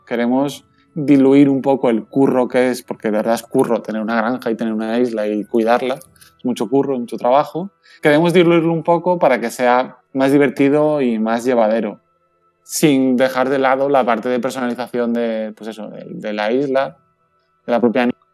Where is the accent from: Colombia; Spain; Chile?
Spain; Valencian Community; aquí en Valencia desde las oficinas, estamos en el puerto, literalmente